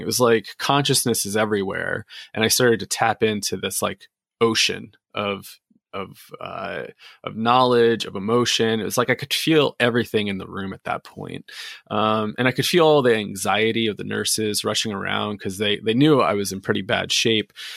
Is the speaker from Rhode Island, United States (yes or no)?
no; New Jersey, United States; I grew up in New Jersey